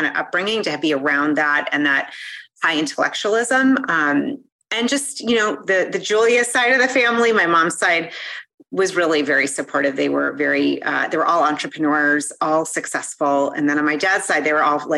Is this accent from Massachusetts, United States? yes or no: yes; Newton, Massachusetts, United States; I grew up in Boston, right outside of literally to like right next to the area with Harvard